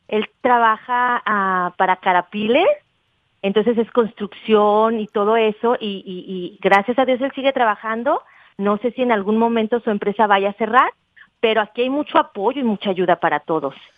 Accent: Guadalajara, Jalisco, Mexico; yo soy de Guadalajara

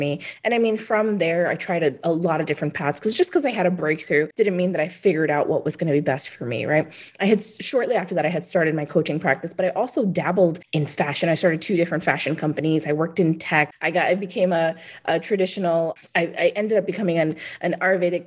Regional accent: New York City, New York, United States; also born or lived in Arizona; I'm from New York. I grew up in Manhattan

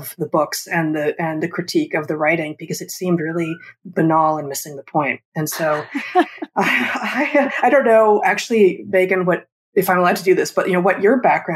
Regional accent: Los Angeles, California, United States; moved away; also born or lived in Ann Arbor, Michigan; I grew up in Los Angeles

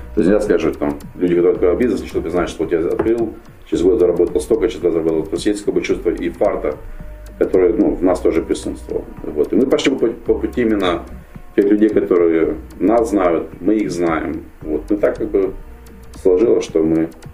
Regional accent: Ukraine; moved away as an adult; also born or lived in Kharkiv, Ukraine / United States; я был выходец из Украины

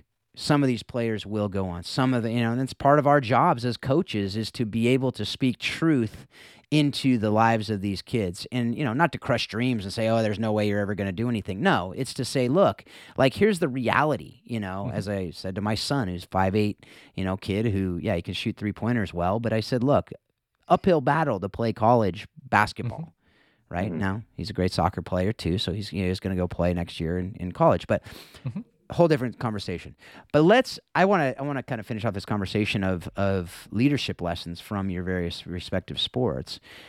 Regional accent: Mission Viejo, California, United States; So I grew up down in Mission Viejo. So you know, back in the day, I was South Orange County. So it was football country.

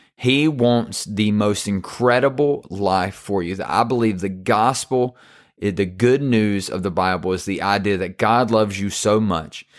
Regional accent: the South, United States; I'm from the South

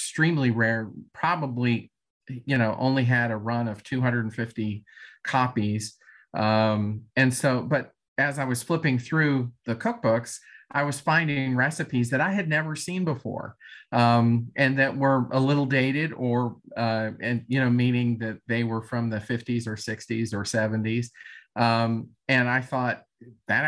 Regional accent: Texas, United States; moved away; also born or lived in Kansas City / North Carolina / Kentucky; I grew up in Texas

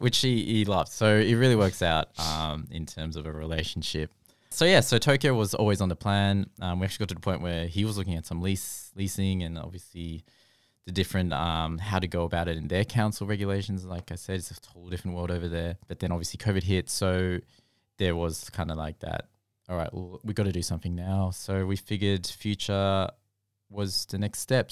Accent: Australia; growing up in Australia

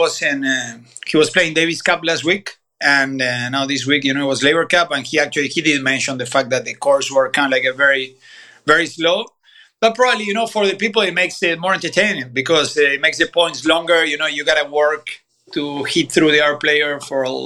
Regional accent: Bahía Blanca, Buenos Aires Province, Argentina; moved away as an adult; now in Boca Raton, United States; I'm from Bahía Blanca. It's a small city in the south of Buenos Aires province. It's where Guido Pella is from, for example, tennis. So, I mean, I grew up there

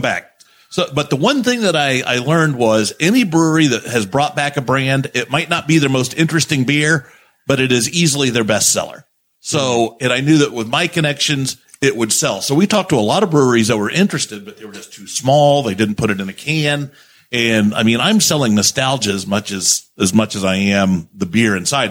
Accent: Indiana, United States; born and bred in Indiana. I found out my mom has told me in the last couple years I'm a seventh generation Hoosier

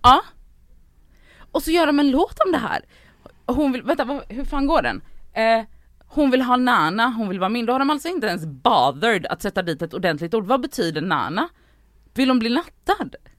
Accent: Gothenburg, Västra Götaland, Sweden; Jag är uppvuxen i Biskopsgården

